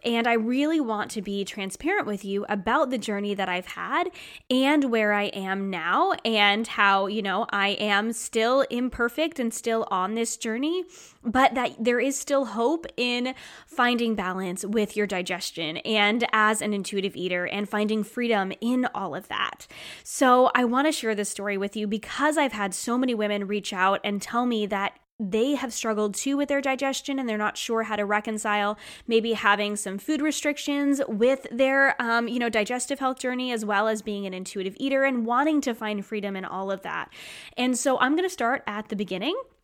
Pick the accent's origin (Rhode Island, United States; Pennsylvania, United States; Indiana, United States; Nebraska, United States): Rhode Island, United States; moved away; I was born and raised in Rhode Island, and I moved away and came back.